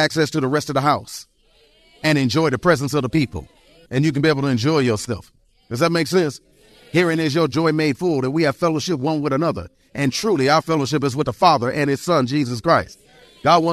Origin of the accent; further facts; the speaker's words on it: Detroit, Michigan, United States; I was born and raised in Detroit, Michigan.